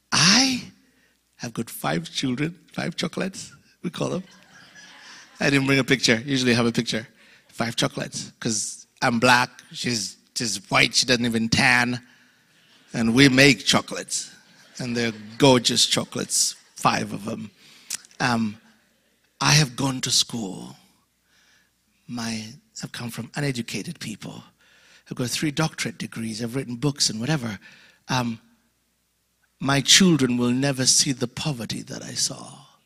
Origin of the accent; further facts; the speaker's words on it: Louisiana, United States; I'm Cajun. We do this.